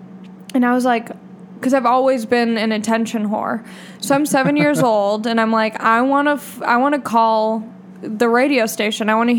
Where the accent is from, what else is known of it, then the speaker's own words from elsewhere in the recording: Long Beach, California, United States; I grew up in Long Beach